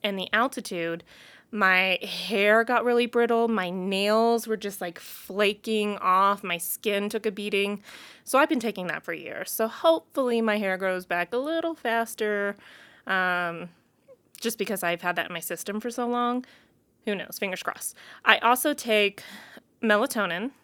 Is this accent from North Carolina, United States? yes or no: no; Missouri, United States; now in Colorado, United States; I'm from Missouri, okay? Like, I'm a Mid-, Midwest girl